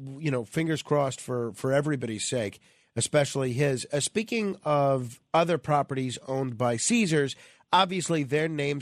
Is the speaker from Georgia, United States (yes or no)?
no; New York, United States; as a New Yorker